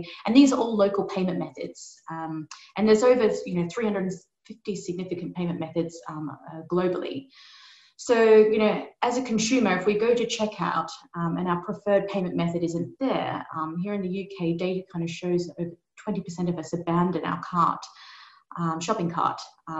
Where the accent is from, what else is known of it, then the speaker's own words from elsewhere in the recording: Australia; I'm not English. I'm actually from Australia. So g'day, everyone.